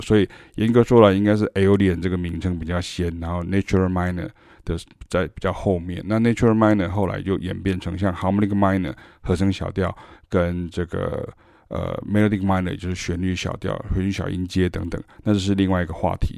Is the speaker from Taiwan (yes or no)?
yes; Taiwan; 因为我们是台湾人